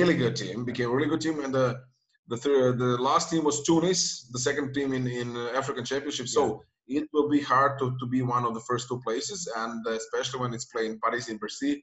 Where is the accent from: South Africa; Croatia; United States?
Croatia; Dubrovnik, Dubrovnik-Neretva County; now in Zagreb, Croatia; my hometown in Dubrovnik here where I'm born.